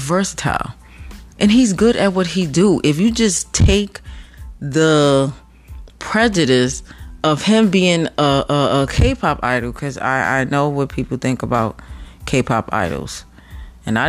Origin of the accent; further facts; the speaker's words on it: New York, United States; moved away as an adult; I'm from New York